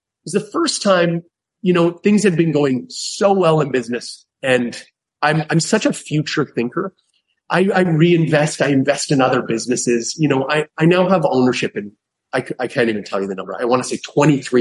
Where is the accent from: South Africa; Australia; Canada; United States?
Canada; I'm Canadian.